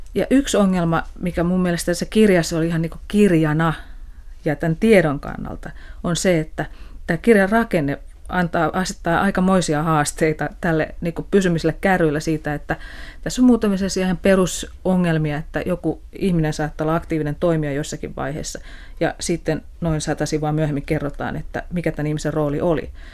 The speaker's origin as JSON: {"language": "Finnish", "town": "Tampere", "region": "Pirkanmaa", "country": "Finland", "tie": "born or raised there", "said": "mä oon tamperelainen ja, ja tota, on elänyt lapsuuteni – lapsuuteni alueella, jossa oli hyvin paljon työläisperheitä"}